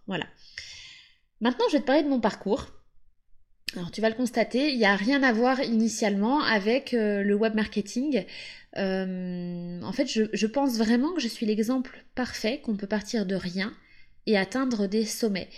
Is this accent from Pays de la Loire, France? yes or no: yes; Pays de la Loire, France; now in Capbreton, France; je viens de la Loire-Atlantique, j'ai grandi en bord de mer avec mes parents et mes deux sœurs